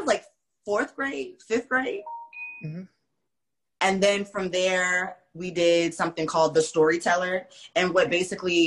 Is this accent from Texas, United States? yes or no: no; Wilmington, North Carolina, United States; also born or lived in Brooklyn, New York; Not so much raised in Brooklyn, but so came to North Carolina, and I went to E.A. Laney High School